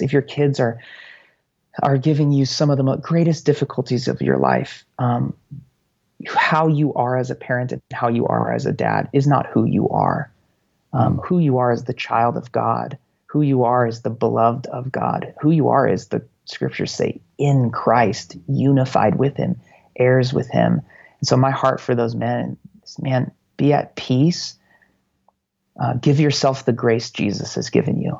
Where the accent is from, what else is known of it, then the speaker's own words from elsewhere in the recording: United States; as an American